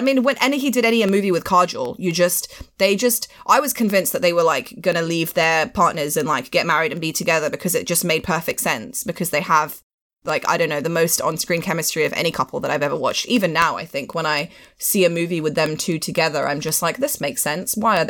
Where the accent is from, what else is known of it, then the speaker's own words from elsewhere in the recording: Pakistan; now in London, United Kingdom; I'm like a Pakistani woman, but I'm also like, I look white and I know that I look white.